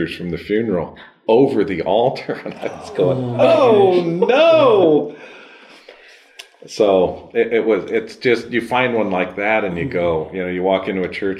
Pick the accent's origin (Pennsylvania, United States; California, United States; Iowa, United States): Iowa, United States; Marshalltown; moved away; When my dad passed away, and we came back and had the funeral at St. Mary's in Marshalltown